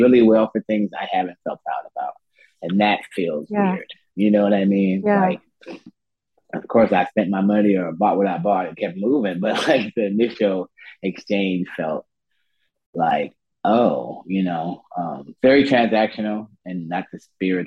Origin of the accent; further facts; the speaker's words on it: Chicago, Illinois, United States; also born or lived in Berlin; now in Oakland, United States; I'm from Chicago